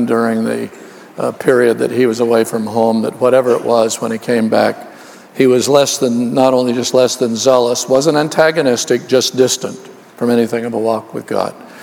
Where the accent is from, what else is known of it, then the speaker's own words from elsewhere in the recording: Oakland, California, United States; also born or lived in Los Angeles; I was raised in Oakland, California